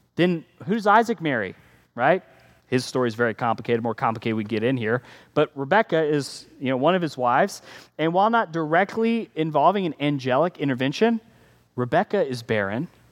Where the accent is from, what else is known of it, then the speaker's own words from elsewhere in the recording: United States; we're American